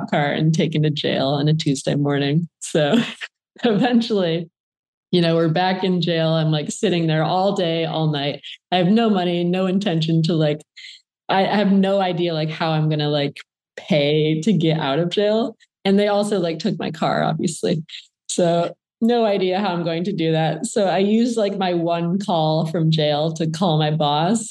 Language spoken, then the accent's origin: English; Flint, Michigan, United States; I grew up in Flint, Michigan